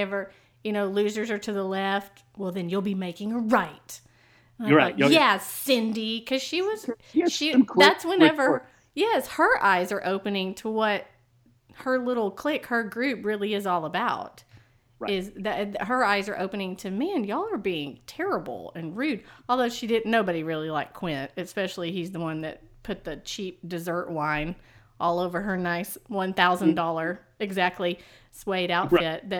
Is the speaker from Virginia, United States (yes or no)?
no; East Texas, United States